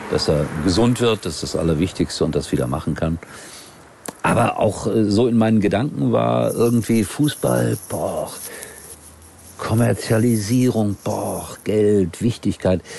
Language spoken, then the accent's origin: German; Duisburg, North Rhine-Westphalia, Germany; Ich komme aus Duisburg.